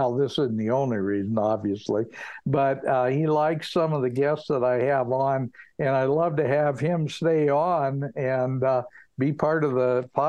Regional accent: near Bozeman, Montana, United States; moved away; I don't live in Bozeman, but that's where I grew up. I grew up in a little town just 8 miles from Bozeman

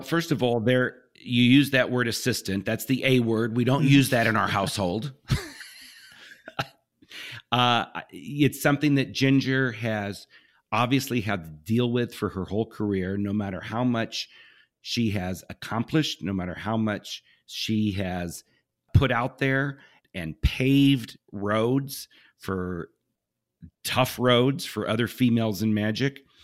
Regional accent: Southern California, United States; I grew up in Southern California

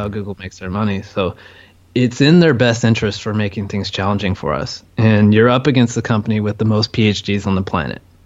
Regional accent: California, United States; moved away as an adult; now in Chiang Mai, Thailand; I'm from California

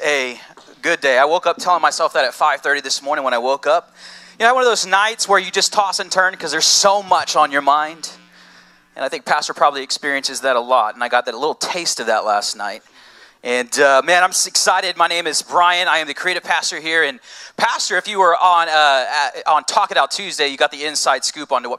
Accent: United States; I'm American

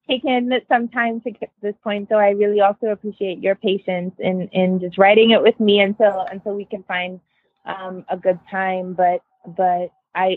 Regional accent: Nigeria; when I was growing up in Nigeria

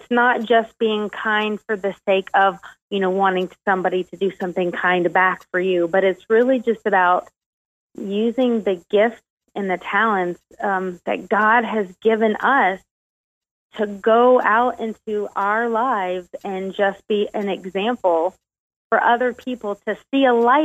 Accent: South Carolina, United States; also born or lived in Ohio / Florida / Kentucky; around the age of 4th grade, we kind of settled down in South Carolina, and that's pretty much where I grew up in most of my childhood.

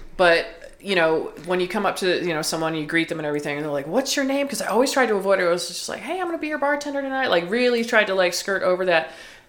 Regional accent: the South, United States; growing up in the South

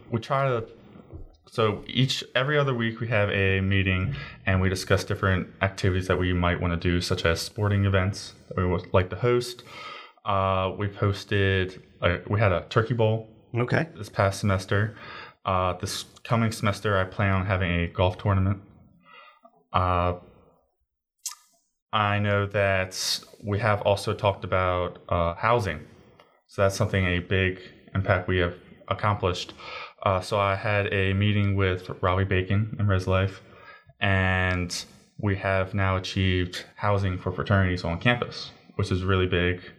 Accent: Baldwin, Maryland, United States; And where are you from? Uh, Baldwin, Maryland.

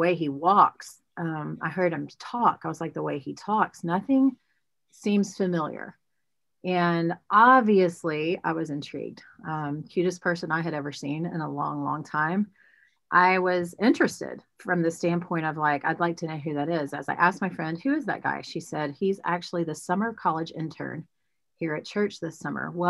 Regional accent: Houston, Texas, United States; moved away; I'm from Houston, grew up, born and raised. My family all still lives there, everyone but me.

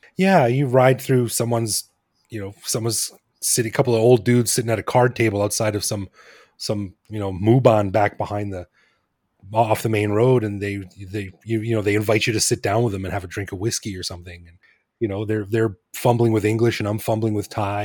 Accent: Alberta, Canada; moved away as an adult; now in Bangkok, Thailand; I'm from Alberta

